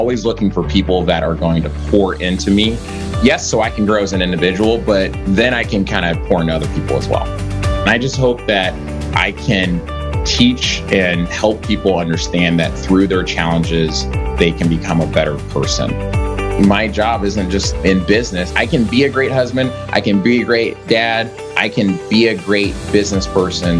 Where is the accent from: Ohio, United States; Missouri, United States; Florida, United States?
Missouri, United States; Kansas City; I'm from Kansas City, Missouri, so I grew up in the inner city of Kansas City.